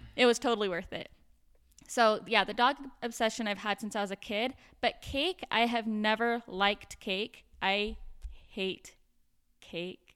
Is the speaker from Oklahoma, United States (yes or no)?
no; Provo, Utah, United States; also born or lived in Davis County, Utah; I'm from Provo, Utah, but live up here in Davis County now